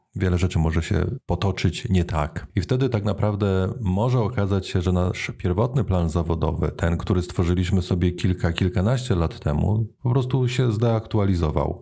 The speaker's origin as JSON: {"language": "Polish", "country": "Poland", "moved": "as an adult", "lives_now": "Netherlands", "said": "jak przeniosłem się z Polski do Holandii"}